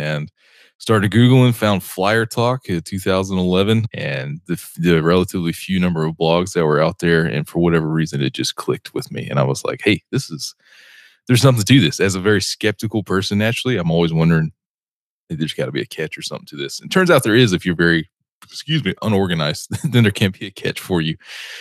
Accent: Atlanta, Georgia, United States; moved away as an adult; also born or lived in Seattle; born and raised in the Atlanta, Georgia area

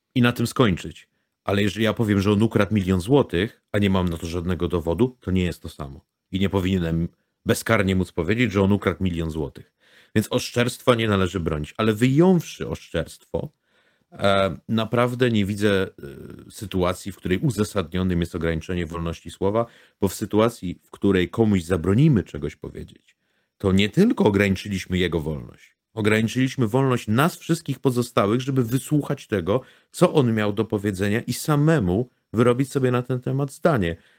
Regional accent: Łódź, Łódź Voivodeship, Poland; Jako łodzianin

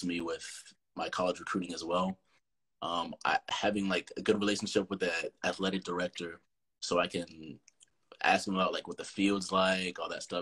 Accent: North Carolina, United States; I'm from North Carolina. I go to Union Academy.

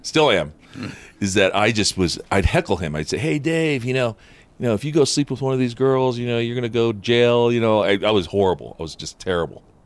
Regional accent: Upland, California, United States; first language Japanese; English is a second language; I grew up in Southern California in a Buddhist home

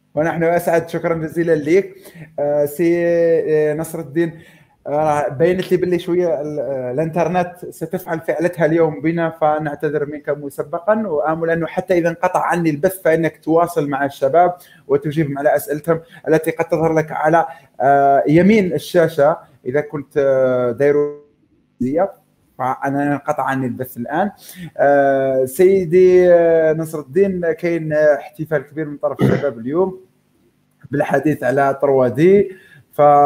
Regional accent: Algeria; اننا كجزائريين

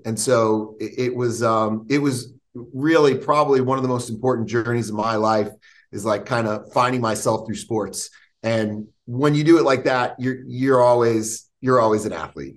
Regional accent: Stamford, Connecticut, United States; now in Florida, United States; I grew up outside New York City, uh, about 40 minutes outside the city in Stamford, Connecticut

